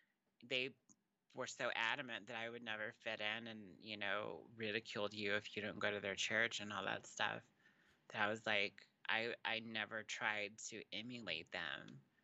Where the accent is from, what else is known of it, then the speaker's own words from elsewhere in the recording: Texas, United States; also born or lived in New Mexico; now in California; I was born here in New Mexico, but I was actually raised in Texas. And when I moved to California, people from California thought I was from there.